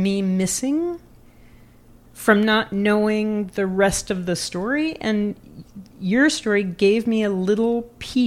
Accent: Louisville, Kentucky, United States; I am from Louisville, Kentucky. I grew up in a very rural environment

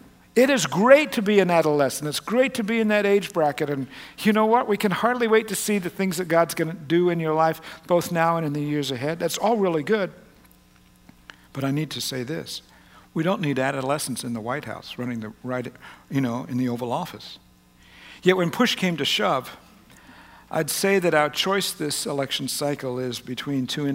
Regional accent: United States; As American Christians, and even more, more so than just Americans, as American Christians

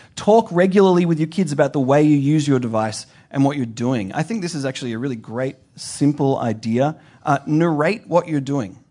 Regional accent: Australia; moved away; I'm from Australia. My family is in Australia

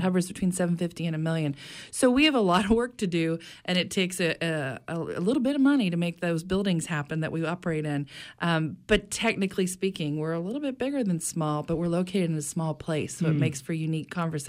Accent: Midwest, United States; now in Maine, United States; I'm a Midwesterner. So to find myself in New England, much less in on an island off the coast of Maine

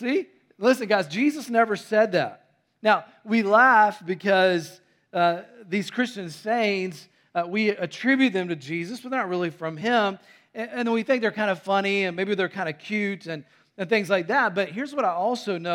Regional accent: North Carolina, United States; also born or lived in Tennessee; I was born in Tennessee and raised in North Carolina

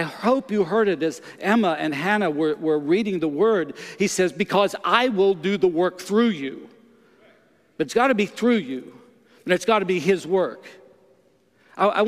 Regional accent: Canada; I'm from Canada

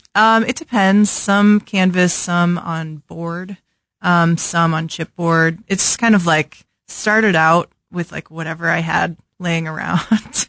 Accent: St. Louis, Missouri, United States; moved away as an adult; also born or lived in Chicago / Lawrence, Kansas; now in Kansas City, United States; I grew up in Saint Louis

